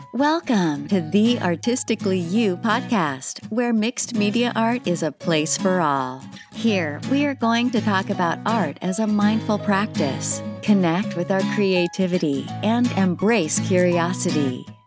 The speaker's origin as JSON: {"language": "English", "country": "Germany", "accent": "German", "second_language": "English", "moved": "yes", "lives_now": "Jersey City, United States", "said": "I'm from Germany, as you can hear from my accent"}